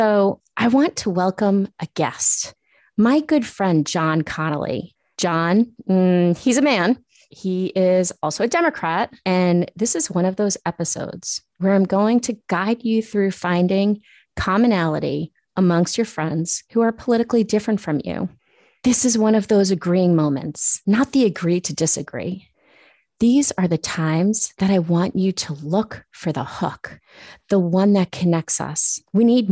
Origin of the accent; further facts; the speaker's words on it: Long Island, New York, United States; moved away as an adult; also born or lived in Queens, New York; now in Boston, United States; I went to a parochial school from first to fifth grade, and then my dad suddenly died, and we moved from Queens to Long Island. The public schools where I grew up were amazing.